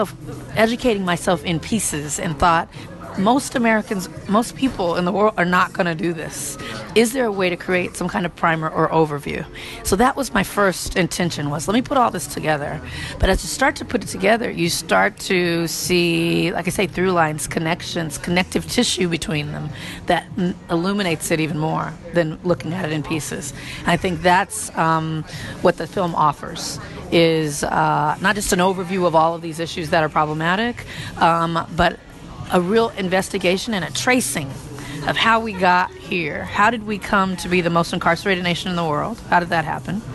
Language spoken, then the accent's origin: English; Compton, California, United States; growing up in Compton